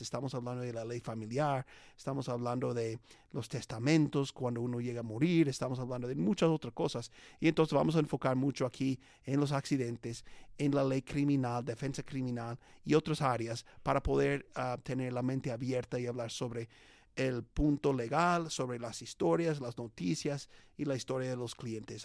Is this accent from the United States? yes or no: yes; United States; Spanish is a second language; Es un americano como yo que habla español